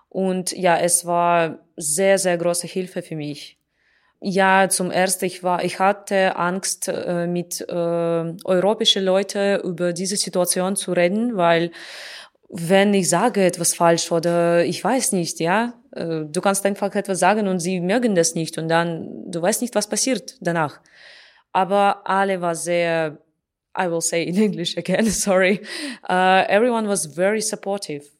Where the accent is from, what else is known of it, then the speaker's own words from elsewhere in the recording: Russia; German is a second language; moved away; ich bin aus Russland